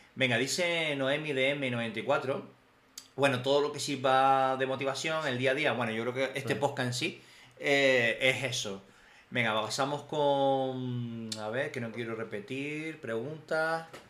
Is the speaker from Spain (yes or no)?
yes; Canary Islands, Spain; moved away; de prácticas a Canarias me pude ir de prácticas a mi casa, de hecho a mm. mi isla